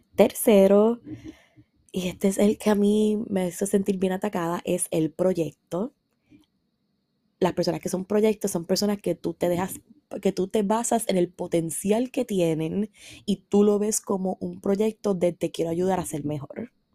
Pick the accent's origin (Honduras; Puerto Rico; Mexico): Puerto Rico; San Sebastián; yo soy de San Sebastián, vivo en San Sebastián